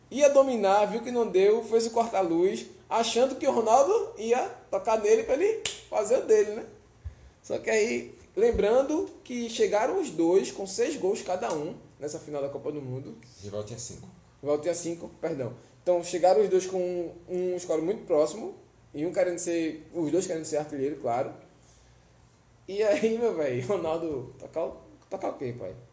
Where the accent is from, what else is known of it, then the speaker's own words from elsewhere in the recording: Olinda, Pernambuco, Brazil; Lá na Rua C, no Guadalupe, em Olinda, ah, onde eu fui criado.